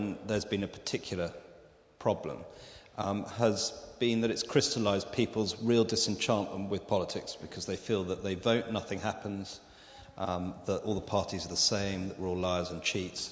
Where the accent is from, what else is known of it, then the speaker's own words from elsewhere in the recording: Debenham, East of England, United Kingdom; also born or lived in South Wales; I'm originally from South Wales, but the last 30 years I was brought up in Suffolk in Debenham